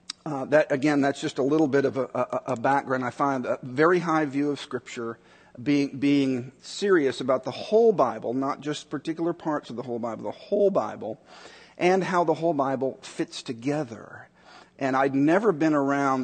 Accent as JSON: {"language": "English", "town": "Chicago", "region": "Illinois", "country": "United States", "tie": "born or raised there", "also_born_or_lived": "Dallas, Texas", "said": "the year that I was born in Dallas. The year that I was born, we moved to Chicago"}